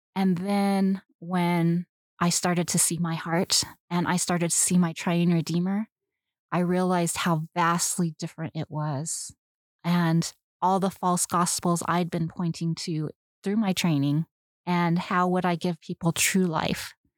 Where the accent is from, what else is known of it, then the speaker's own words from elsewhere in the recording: Southern California, United States; I grew up in Southern California